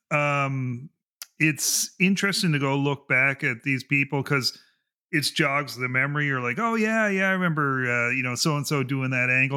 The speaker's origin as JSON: {"language": "English", "country": "Canada", "said": "I'm Canadian"}